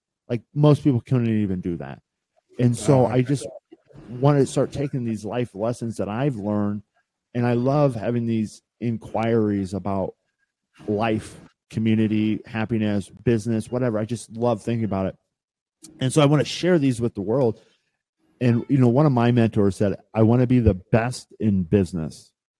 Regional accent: Midwest, United States; I grew up in the Midwest and it was sort of instilled in me like we don't charge people, Zach.

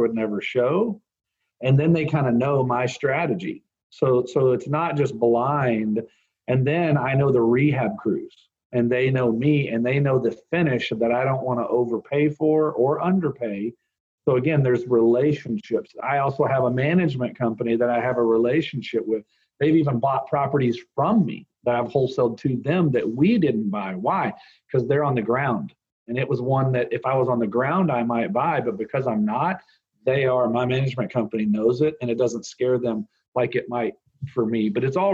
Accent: Bedford, Texas, United States; moved away; also born or lived in Fort Worth, Texas / Seattle; I grew up in the middle in Bedford, but I was born in Fort Worth. So I'm a Fort Worth guy, not a Dallas guy

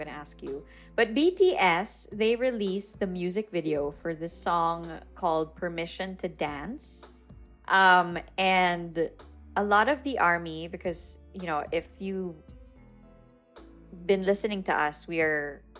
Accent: Philippines; I grew up in the North.

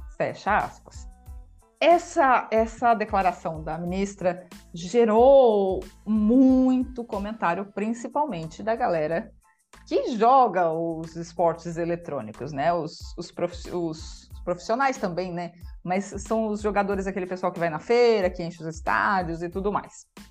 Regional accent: Brazil; a gente é brasileiro também

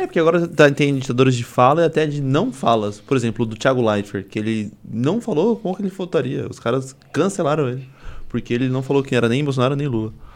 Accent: Suzano, São Paulo, Brazil; Eu sou de Suzano

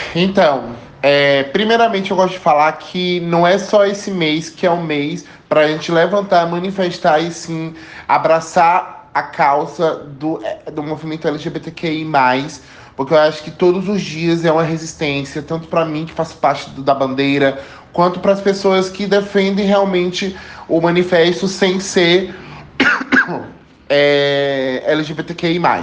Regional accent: Salvador, Bahia, Brazil; Tenho 26 anos, sou de Salvador, nordestino

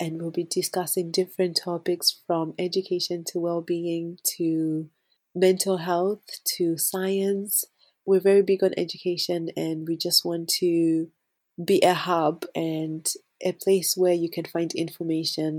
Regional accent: Scotland, United Kingdom; children of immigrants growing up in Scotland

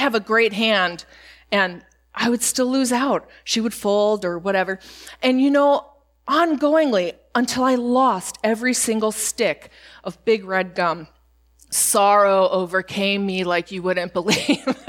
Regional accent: Spain; When I was growing up in Spain, we did not get a lot of American snacks, and we would get a care package

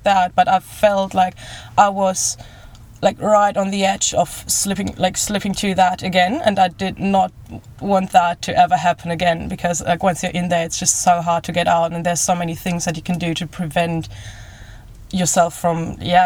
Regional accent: Germany; moved away as an adult; I'm from Germany

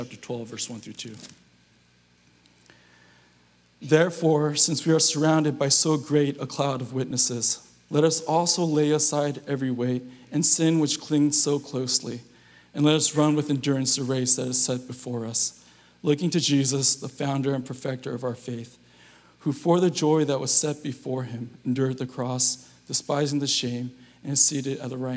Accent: Southern California, United States; now in San Francisco Bay Area, United States; I'm from SoCal, so the winters here are just way too cold for me

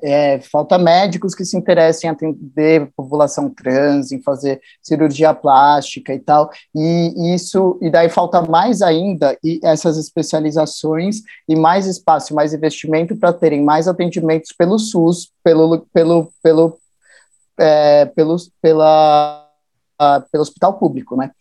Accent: São Paulo, Brazil; also born or lived in Jarinu, São Paulo; Eu sou da Zona Norte, do Parque Novo Mundo, cresci na Vila Maria, ali por ali

